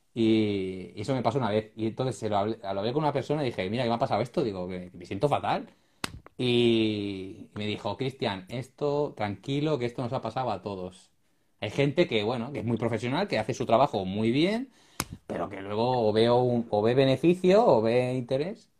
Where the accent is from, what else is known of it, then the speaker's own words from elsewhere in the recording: Ripollet, Catalonia, Spain; yo es que soy de Ripollet, yo vivo aquí, en, estoy al lado de Barcelona